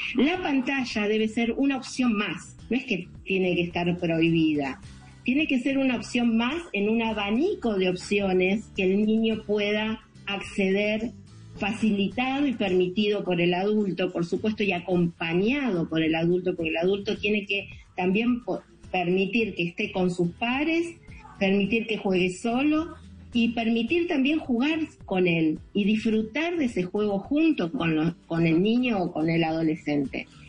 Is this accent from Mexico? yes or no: no; Argentina; yo por Argentina